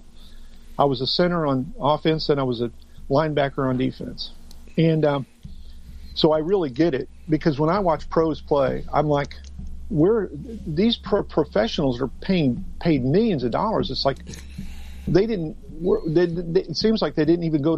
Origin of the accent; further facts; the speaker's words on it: Tornado Alley, United States; I'm from Tornado Alley